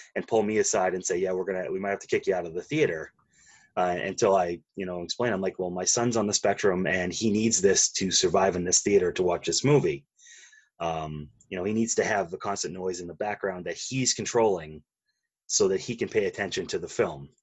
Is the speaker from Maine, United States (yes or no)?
yes; Maine, United States; I grew up in Maine, where you climb a mountain every day on your way to school